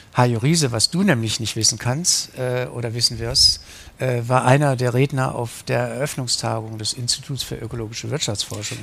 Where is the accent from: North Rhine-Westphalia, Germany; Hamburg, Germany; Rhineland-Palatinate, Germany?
North Rhine-Westphalia, Germany; Wuppertal; moved away as an adult; also born or lived in West Berlin / Kettwig, Essen; now in Essen, Germany; in meiner Heimatstadt Wuppertal